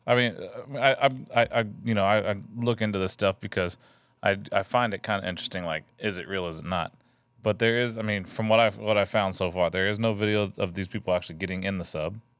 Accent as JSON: {"language": "English", "region": "Texas", "country": "United States", "tie": "born or raised there", "said": "I grew up in Texas"}